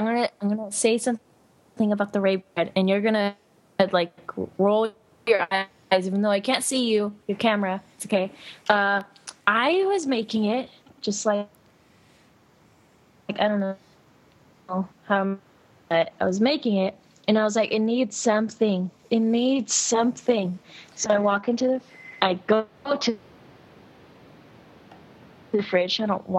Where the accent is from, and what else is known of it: Mexico